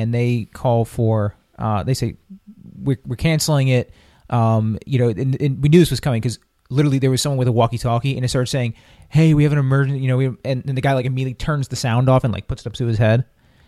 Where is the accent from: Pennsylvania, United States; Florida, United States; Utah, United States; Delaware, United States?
Pennsylvania, United States; Philadelphia; If we're all from Philly